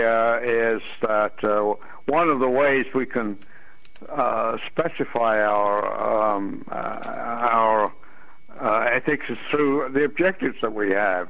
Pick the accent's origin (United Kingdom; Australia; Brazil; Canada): United Kingdom; England; moved away as an adult; also born or lived in London; now in United States; I was born in England, and I went to college in Imperial College London University